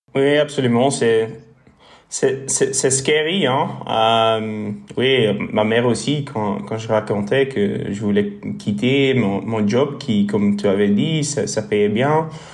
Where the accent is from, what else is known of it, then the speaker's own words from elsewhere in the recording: Bruges, Flanders, Belgium; first language Dutch; French is a second language; moved away as an adult; also born or lived in Ghent / Brussels; je suis flamand, alors mon français ne serait pas fait du tout.